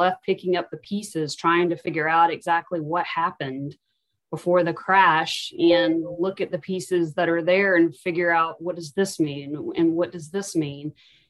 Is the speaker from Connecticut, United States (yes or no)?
no; South Carolina, United States; I've lived in South Carolina my entire life.